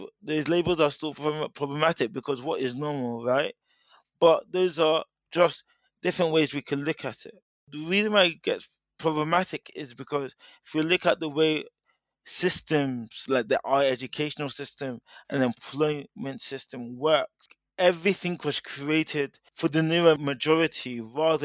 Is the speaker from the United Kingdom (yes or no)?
yes; United Kingdom; I'm a British-born Nigerian